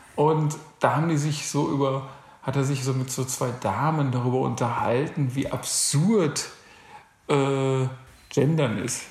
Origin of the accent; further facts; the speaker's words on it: North Rhine-Westphalia, Germany; moved away; also born or lived in Berlin; ich komme ja auch ursprünglich aus NRW